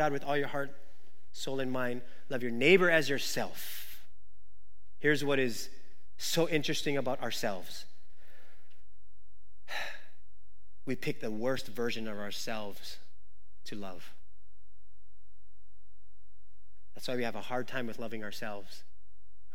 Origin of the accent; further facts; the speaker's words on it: Waimanalo, Hawaii, United States; I grew up in Wamanalo